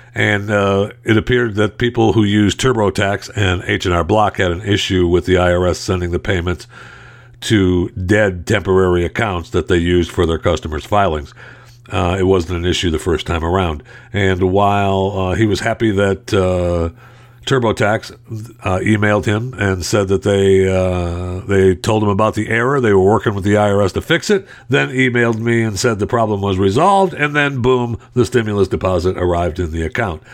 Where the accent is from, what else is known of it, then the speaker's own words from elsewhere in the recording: Michigan, United States; I was raised in Michigan